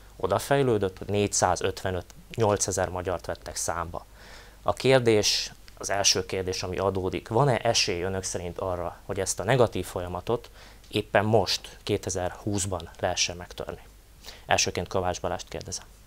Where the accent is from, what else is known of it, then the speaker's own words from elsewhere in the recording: Felvidék, Slovakia; száz év óta élünk kisebbségben, és ez alatt a száz év alatt gyakorlatilag megfe- megfeleződött a felvidéki magyarság lélekszáma